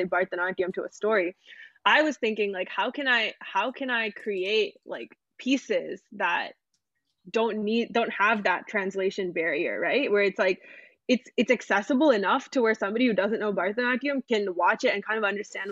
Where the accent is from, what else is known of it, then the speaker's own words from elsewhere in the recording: United States; the side of me that's grown up in America